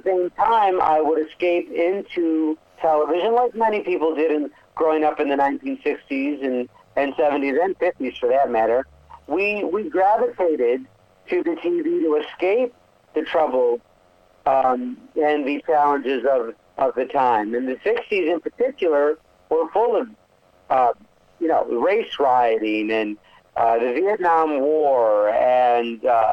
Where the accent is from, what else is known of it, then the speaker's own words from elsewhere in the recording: Rochester, New York, United States; I grew up in Rochester, New York, in a beautiful Italian-American family